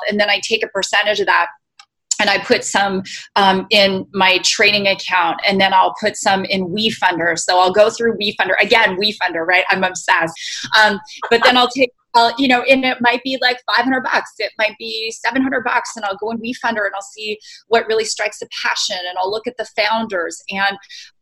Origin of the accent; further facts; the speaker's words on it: Canada; moved away; When I was in Canada, so I'm originally Canadian